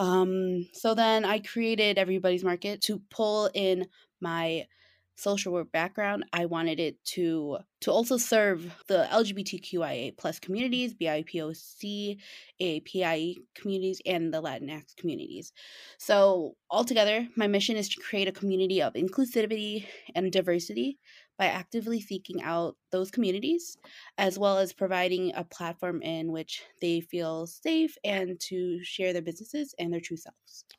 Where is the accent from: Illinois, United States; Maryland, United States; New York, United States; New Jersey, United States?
Illinois, United States; Chicago; I was born in Chicago and grew up in the West Suburbs, such as, like, Cicero, Berwyn, Oak Park